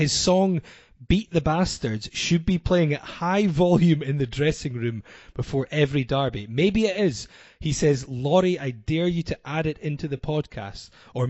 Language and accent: English; the Northeast, Scotland, United Kingdom; Growing up in the Northeast, it was obviously not the easiest.